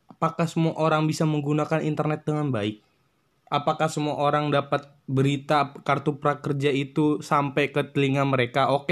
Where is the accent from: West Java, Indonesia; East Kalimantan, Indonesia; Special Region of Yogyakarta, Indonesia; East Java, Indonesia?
West Java, Indonesia; Depok; dari mana gue berasal dari Depok kota tercinta, kota begal, kota belimbing